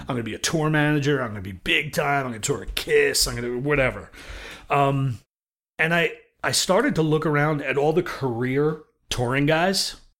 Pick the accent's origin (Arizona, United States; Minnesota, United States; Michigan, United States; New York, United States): New York, United States; New York City; I grew up in Brooklyn, New York